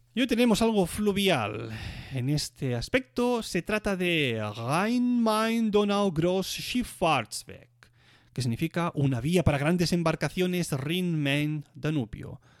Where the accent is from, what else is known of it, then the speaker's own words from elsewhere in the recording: Catalonia, Spain; moved away as an adult; now in Switzerland; como decimos catalanes